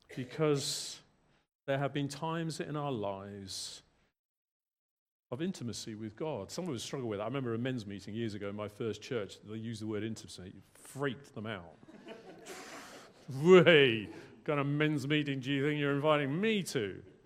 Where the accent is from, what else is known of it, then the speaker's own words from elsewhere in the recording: England, United Kingdom; moved away as an adult; also born or lived in London / Bangor, Wales; now in South Wales, United Kingdom; I was born in England